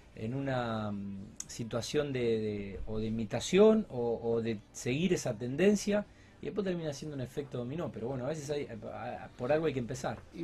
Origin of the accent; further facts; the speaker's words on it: Rosario, Santa Fe, Argentina; nuestra ciudad